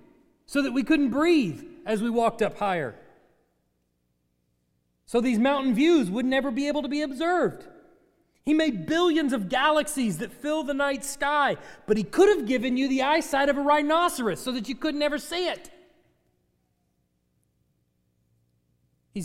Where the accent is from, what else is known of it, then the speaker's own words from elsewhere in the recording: Texas, United States; I'm from Texas.